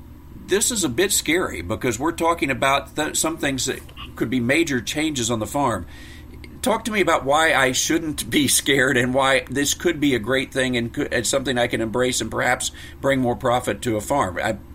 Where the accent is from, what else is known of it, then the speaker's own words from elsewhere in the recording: Northwest Missouri, United States; we're from Northwest Missouri